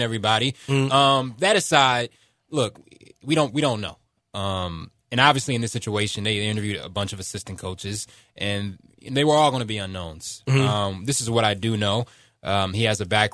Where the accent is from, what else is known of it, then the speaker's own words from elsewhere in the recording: Philadelphia, Pennsylvania, United States; moved away; I'm from the Philadelphia area